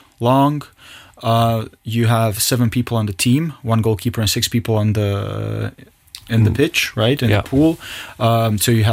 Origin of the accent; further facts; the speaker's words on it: Zagreb, City of Zagreb, Croatia; now in Luxembourg; I was born in Zagreb and raised in Zagreb